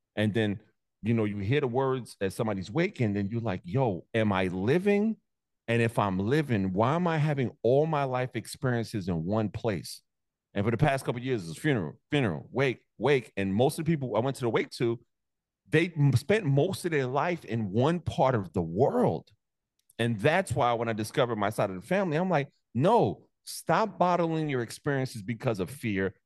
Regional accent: New York City, New York, United States; also born or lived in Staten Island, New York; I'm originally from Brooklyn

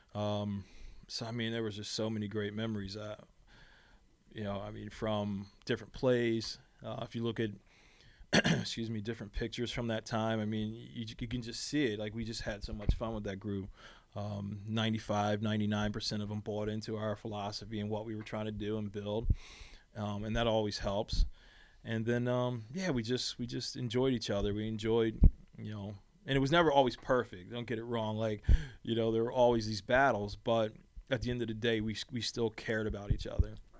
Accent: Philadelphia, Pennsylvania, United States; moved away; I was a kid from Philly

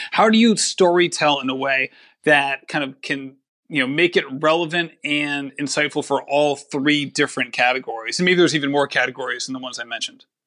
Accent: Barrington, Rhode Island, United States; also born or lived in Coventry, Rhode Island; I grew up in Barrington

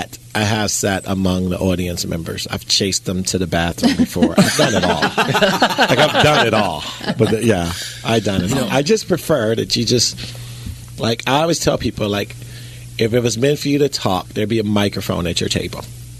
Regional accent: Chicago, Illinois, United States; Well, I'm from Chicago. Guns is my strength.

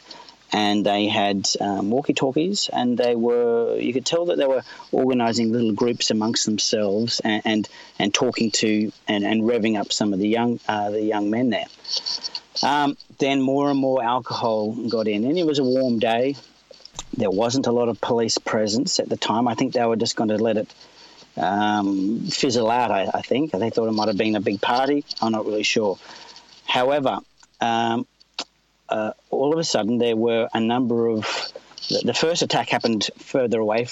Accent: Australia; as an Australian

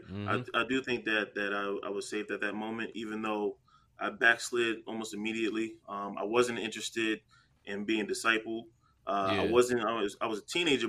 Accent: New Jersey, United States; I'm from Jersey

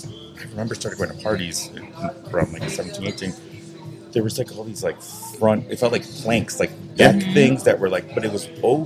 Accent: Chicago, Illinois, United States; growing up in Chicago

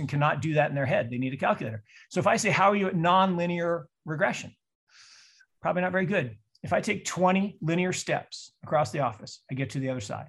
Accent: Seattle, Washington, United States; I grew up in Seattle

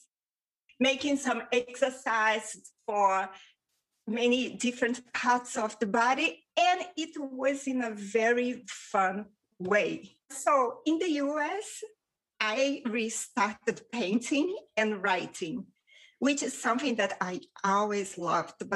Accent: Rio de Janeiro, Brazil; first language Portuguese; English is a second language; now in Spain; I was raised in Rio de Janeiro, Brazil. I currently live in Spain with my wonderful husband

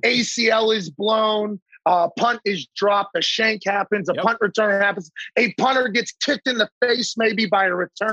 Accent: Pittsburgh, Pennsylvania, United States; growing up in Pittsburgh

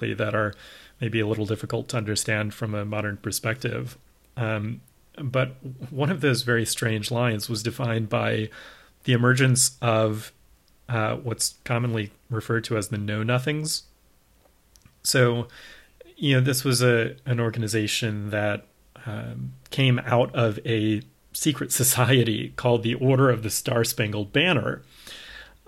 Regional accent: the South, United States; You and I both grew up in the South

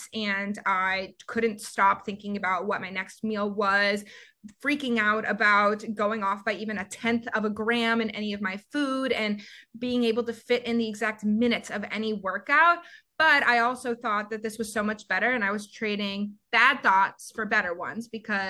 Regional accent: Georgia, United States; moved away as an adult; also born or lived in Summit, New Jersey / Florida / Chicago; now in Los Angeles, United States; I'm born and raised in Georgia

